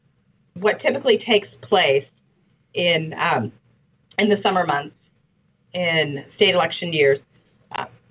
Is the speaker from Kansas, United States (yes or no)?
yes; Wichita, Kansas, United States; also born or lived in Oklahoma / Georgia; I am from Wichita, Kansas. I grew up here and went to Southeast High School.